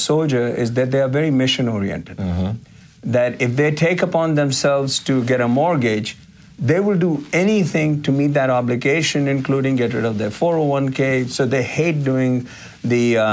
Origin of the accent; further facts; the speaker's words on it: Uttarakhand, India; now in United States; growing up in India, mm-hmm. the community that I come from is called the Garhwalis.